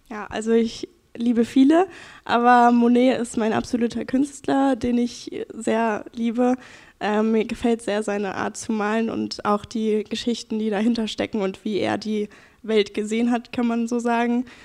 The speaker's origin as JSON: {"language": "German", "town": "Ketzelbach", "country": "Germany", "tie": "born or raised there", "said": "habe ich hier in Ketzelbach gewohnt, bin hier auch aufgewachsen"}